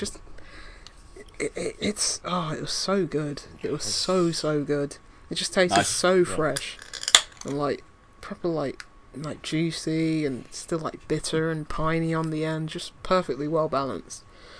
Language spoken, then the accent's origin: English; London, United Kingdom; born there; I was born in London, but I know nothing about it.